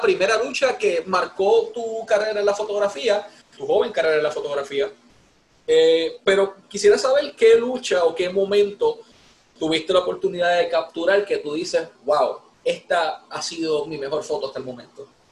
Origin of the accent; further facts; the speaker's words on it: Ponce, Puerto Rico; de aquí de mi pueblo de Ponce